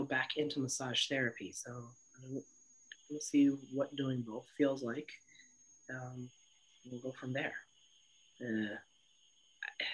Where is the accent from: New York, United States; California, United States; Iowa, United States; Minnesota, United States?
California, United States; Lake County; also born or lived in Oahu, Hawaii / Portland, Oregon; grew up in a poorish rural California area. Our towns aren't even big enough to be towns. Called Lake County, above Napa, next to Mendocino